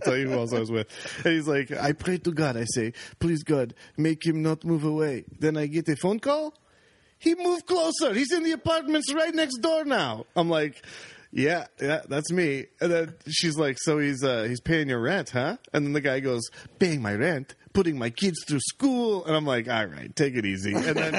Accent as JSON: {"language": "English", "town": "Oakville", "region": "Ontario", "country": "Canada", "tie": "born or raised there"}